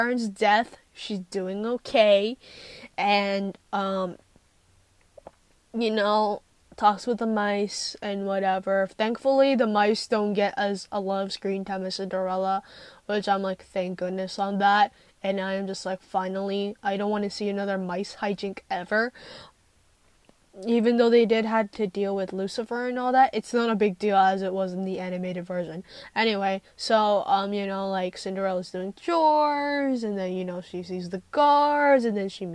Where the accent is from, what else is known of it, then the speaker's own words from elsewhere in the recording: United States; I'm from America